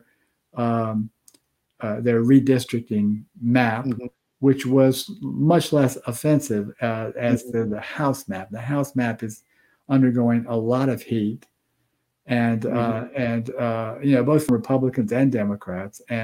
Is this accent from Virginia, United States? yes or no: yes; Virginia, United States; now in Georgia, United States; That's my home state